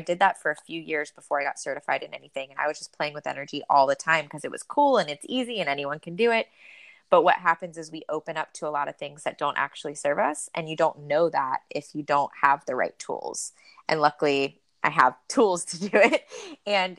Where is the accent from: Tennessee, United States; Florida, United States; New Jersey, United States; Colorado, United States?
Florida, United States; moved away; The water is still warm in Florida in the winter. I grew up there.